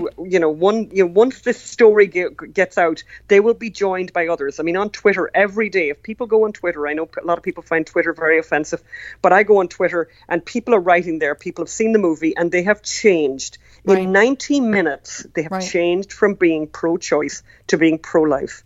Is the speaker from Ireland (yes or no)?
yes; Ireland; we're from Ireland